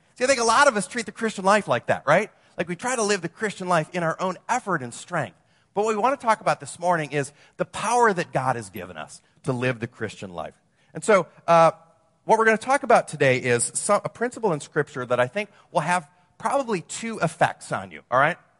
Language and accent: English; Wisconsin, United States; moved away as an adult; also born or lived in Madison / Los Angeles; now in Orange County, United States; I'm from Wisconsin, you know, I, so I moved from the land of, you know, cheese and beer to the land of fruits and nuts